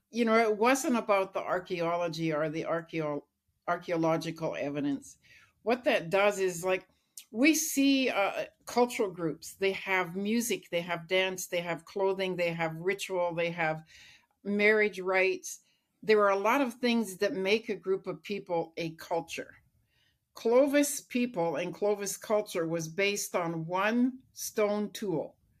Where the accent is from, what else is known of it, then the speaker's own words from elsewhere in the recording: Lillooet, British Columbia, Canada; I grew up in British Columbia in Lillooet